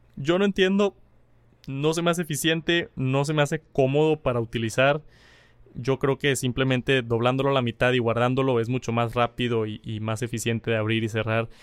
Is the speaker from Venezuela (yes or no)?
no; Colombia; also born or lived in Bogotá; soy de Colombia, vivo en Bogotá